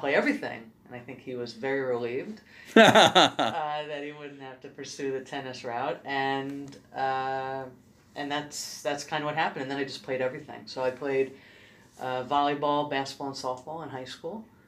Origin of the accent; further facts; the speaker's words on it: New York City, New York, United States; I grew up in Brooklyn, New York